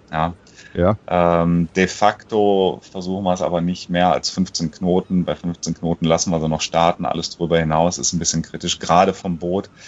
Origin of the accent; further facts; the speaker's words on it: Croatia; born there; Bin ja gebürtiger Kroate, dann meine Eltern nochmal besucht